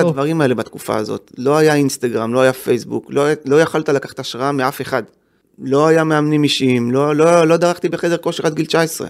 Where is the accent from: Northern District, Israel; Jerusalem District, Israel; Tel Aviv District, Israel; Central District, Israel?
Jerusalem District, Israel; Jerusalem; also born or lived in Givat Ze'ev; אני גדלתי, אני נולדתי בגבעת זאב, שזה יישוב סמוך לירושלים